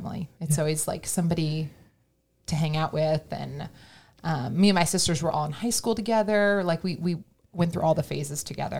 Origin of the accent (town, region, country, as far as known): Colorado, United States; born or raised there; moved away as an adult; also born or lived in Texas; now in Austin, United States